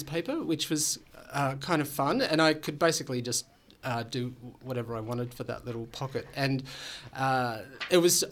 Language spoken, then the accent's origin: English; Tasmania, Australia; moved away as an adult; now in Melbourne, Australia; I grew up in Tasmania and moved to Melbourne about almost 20 years ago now